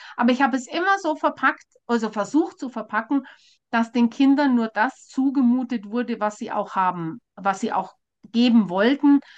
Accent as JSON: {"language": "German", "region": "Bavaria", "country": "Germany", "said": "bei uns in Bayern"}